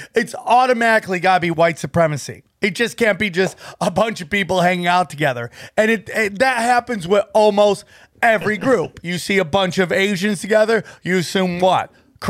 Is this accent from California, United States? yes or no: no; Idaho, United States; Northern Idaho, not just regular Idaho, Northern Idaho, which makes it sound shadier than ever, right?